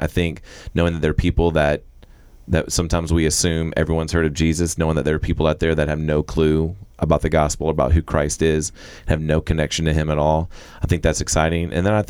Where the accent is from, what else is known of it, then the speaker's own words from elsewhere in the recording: Florida, United States; also born or lived in Texas; now in Arkansas, United States; I'm from Florida originally. My wife is from Oklahoma, met in Texas. And so now, well, we kind of live in Arkansas and Texas right now.